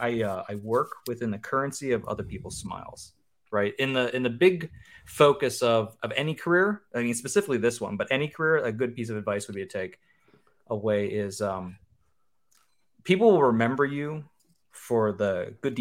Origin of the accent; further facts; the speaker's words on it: Western Pennsylvania, United States; I'm 40, and I'm from Western Pennsylvania